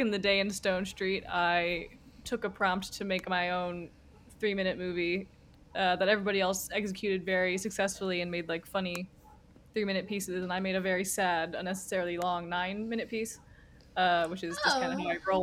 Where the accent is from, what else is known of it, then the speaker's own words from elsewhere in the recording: New Hampshire, United States; I am from New Hampshire, where walking is the statewide pastime